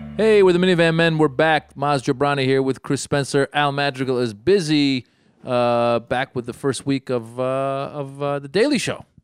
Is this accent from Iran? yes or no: yes; Iran; moved away; I come from Iran